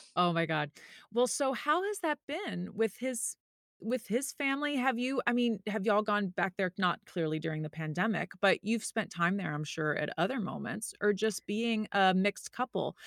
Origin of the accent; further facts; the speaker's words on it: the South, United States; I grew up in the South